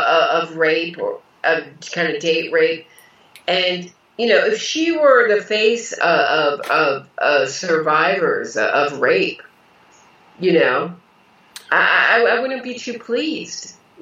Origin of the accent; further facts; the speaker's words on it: Pennsylvania, United States; You know, I grew up in Pennsylvania, about an hour, 45 minutes outside of New York.